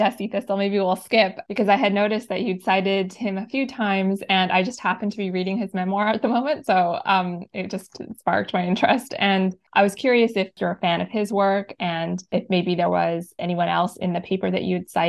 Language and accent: English; Northern Canada, Canada; probably a bit biased because I'm from the North